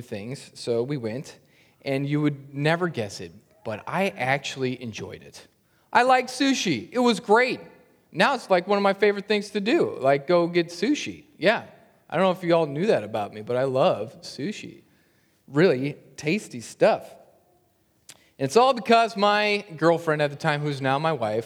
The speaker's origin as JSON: {"language": "English", "town": "Lincoln", "region": "Nebraska", "country": "United States", "tie": "born or raised there", "said": "I grew up in Lincoln, Nebraska"}